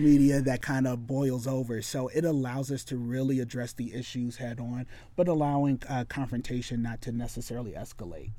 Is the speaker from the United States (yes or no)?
yes; west Michigan, United States; also born or lived in Detroit, Michigan; now in Springfield, Missouri, United States; I was born in Detroit, uh, you know, and so, yeah, city life was something that was very common, uh, but we moved when I was a kid to the extreme west side of Michigan